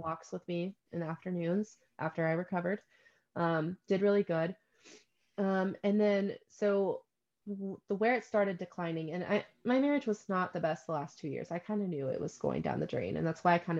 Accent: the South, United States; I was raised in the South

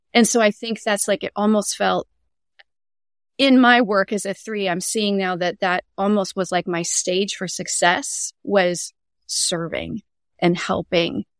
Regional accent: Canada; moved away as an adult; now in Tacoma, United States; I'm Canadian born and raised, and, um, but I've lived in the States near Seattle area and Tacoma, Washington for over twenty years

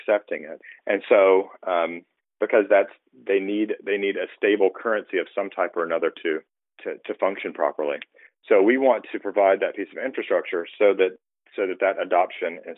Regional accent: United States; I'm an American. I grew up here. I lived here most of the time

